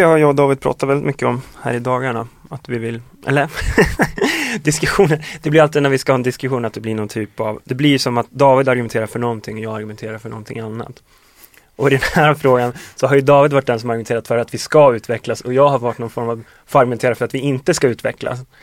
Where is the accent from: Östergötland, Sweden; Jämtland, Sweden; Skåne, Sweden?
Jämtland, Sweden; Östersund; moved away; när vi var hemma i Östersund i somras